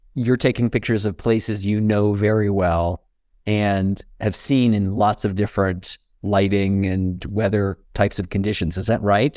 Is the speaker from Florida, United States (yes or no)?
no; California, United States; now in Santa Fe, United States; as a Californian